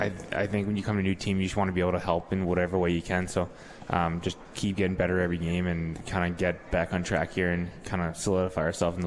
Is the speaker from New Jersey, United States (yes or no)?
yes; right outside of Philly, New Jersey, United States; also born or lived in Springfield, Massachusetts; Yeah, I was born in Springfield, but I grew up my whole life in South Jersey, right outside of Philly.